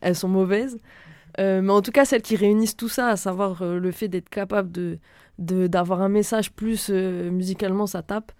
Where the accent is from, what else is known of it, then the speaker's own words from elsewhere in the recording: Lille, Hauts-de-France, France; also born or lived in Reims / Normandy / Paris region / Marseille; je viens de Reims. De base, de base, de base, j'ai euh, commencé à grandir à Reims et j'ai continué et fini de grandir à Lille